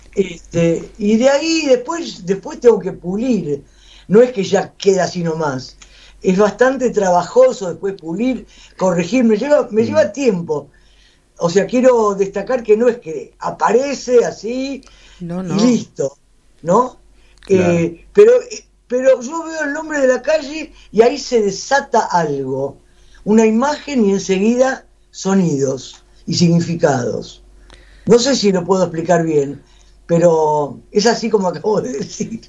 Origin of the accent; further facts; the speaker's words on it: Buenos Aires, Argentina; yo soy de Buenos Aires